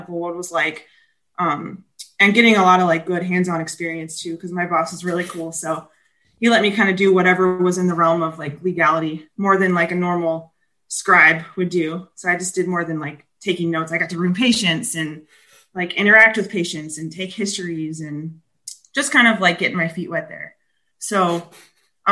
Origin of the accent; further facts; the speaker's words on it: Kansas, United States; Kansas. I'm originally from Kansas. Yeah. Yep. Growing up in Kansas my whole life